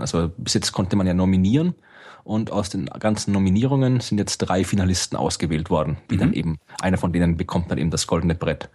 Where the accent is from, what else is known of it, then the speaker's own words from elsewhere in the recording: Austria; ich bin Österreicher